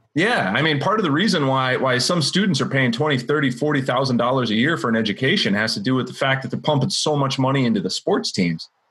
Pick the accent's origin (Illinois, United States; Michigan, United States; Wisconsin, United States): Wisconsin, United States; I grew up in Wisconsin, go Badgers.